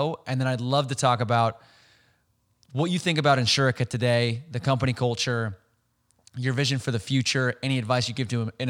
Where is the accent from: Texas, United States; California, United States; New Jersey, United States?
California, United States; Bay Area; also born or lived in Los Angeles; I'm like a naive Californian where I grew up in the Bay Area and then I went to college in Los Angeles.